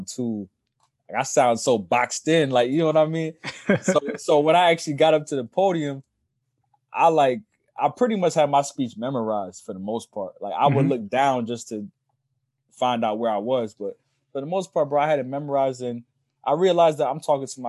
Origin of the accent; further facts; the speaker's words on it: Asbury Park, New Jersey, United States; moved away; Asbury, to me, is home sweet home